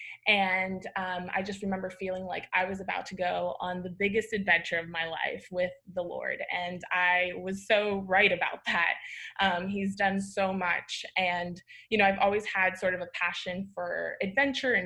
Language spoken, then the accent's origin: English; Florida, United States; moved away as an adult; also born or lived in Dallas; I grew up in Florida, so that like hiking is not a thing